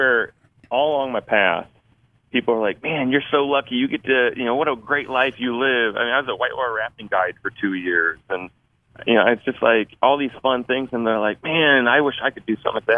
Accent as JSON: {"language": "English", "region": "Indiana", "country": "United States", "tie": "born or raised there", "also_born_or_lived": "upstate New York", "moved": "as an adult", "said": "I grew up in Indiana"}